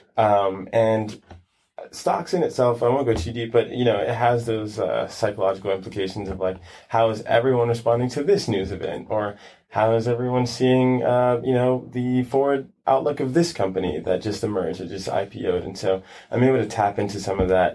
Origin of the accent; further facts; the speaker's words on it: New York City, New York, United States; moved away as an adult; now in California, United States; I grew up in Brooklyn, Brooklyn, New York. Mm-hmm. Um, stayed there until I was about maybe 18